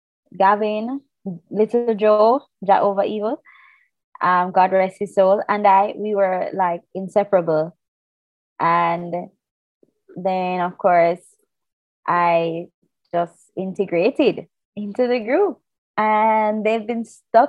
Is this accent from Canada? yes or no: no; Jamaica; as a Jamaican.